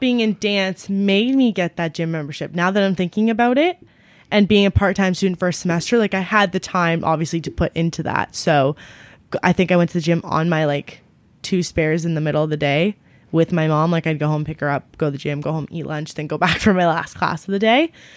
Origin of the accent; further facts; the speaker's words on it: Ontario, Canada; also born or lived in London, Ontario; my hometown, which we're currently